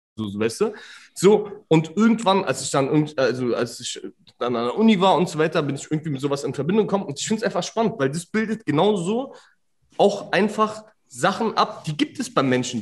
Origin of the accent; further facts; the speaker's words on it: Berlin, Germany; ich als als Berliner Ausländer